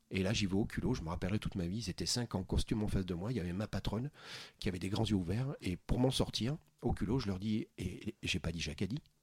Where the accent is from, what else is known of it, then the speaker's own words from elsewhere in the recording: Bergerac, Nouvelle-Aquitaine, France; j'ai grandi à Bergerac